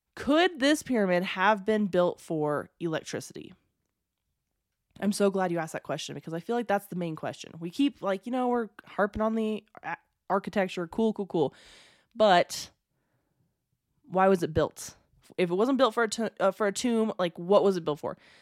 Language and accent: English; United States; I'm American, very American